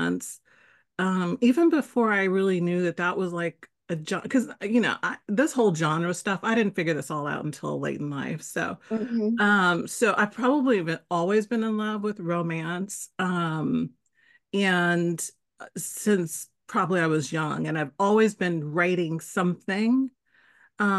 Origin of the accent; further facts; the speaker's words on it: San Francisco, California, United States; also born or lived in Canada; born and raised in San Francisco, one of the rare ones, and spent pretty much most of my life here, except for 5 years where I lived in Canada